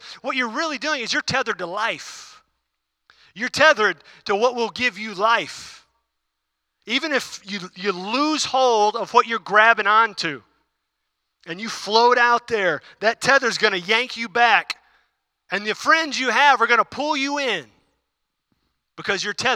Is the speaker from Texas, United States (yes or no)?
yes; Houston, Texas, United States; I grew up in Houston, though, too